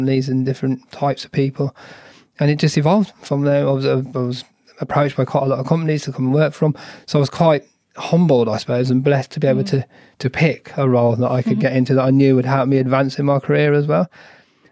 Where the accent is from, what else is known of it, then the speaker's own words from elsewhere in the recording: United Kingdom; I'm British Asian